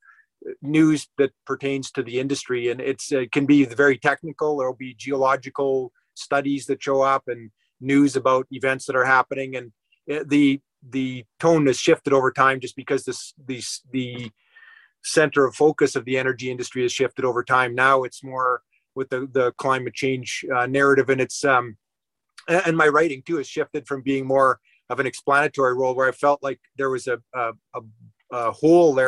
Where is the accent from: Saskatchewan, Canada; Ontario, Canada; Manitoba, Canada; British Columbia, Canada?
Saskatchewan, Canada; moved away as an adult; now in Calgary, Canada; So I'm a Saskatchewan farm boy, and when I grew up in Saskatchewan